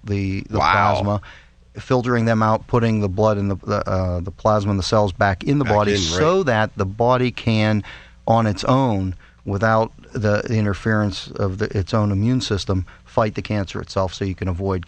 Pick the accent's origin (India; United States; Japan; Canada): United States; Pittsburgh, Pennsylvania; Well, I was born in Pittsburgh.